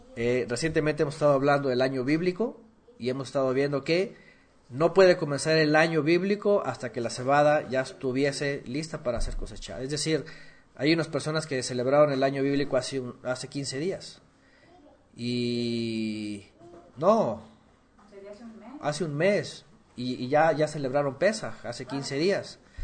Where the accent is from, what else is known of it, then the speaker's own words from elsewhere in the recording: Guerrero, Mexico; Allá en mi pueblo, en Guerrero, hay gente que come sangre.